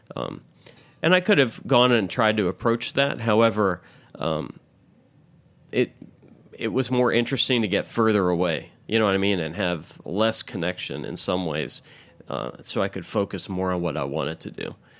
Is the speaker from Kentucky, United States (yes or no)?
yes; Louisville, Kentucky, United States; also born or lived in Milwaukee, Wisconsin / Indiana; now in New York City, United States; growing up for the better part of my life in Louisville